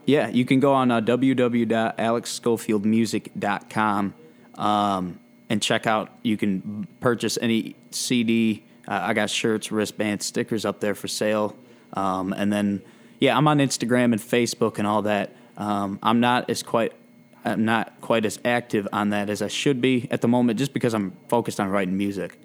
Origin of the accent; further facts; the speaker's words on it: Michigan, United States; playing around Michigan